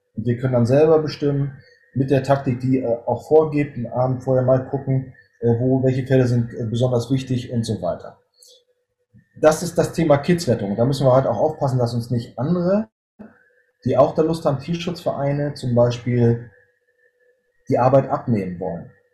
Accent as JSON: {"language": "German", "region": "Northern Germany", "country": "Germany", "said": "Ich bin äh, Norddeutscher, bin 46 Jahre alt"}